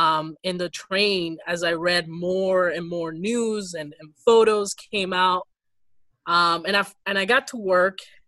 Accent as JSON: {"language": "English", "town": "Ferguson", "region": "Missouri", "country": "United States", "tie": "born or raised there", "also_born_or_lived": "Dominican Republic / Boston, Massachusetts", "second_language": "English", "said": "I'm actually from Ferguson, Missouri. Mm. I went to the school district there. That's where I got to take English as a second language after immigrating from the DR at the age of 10."}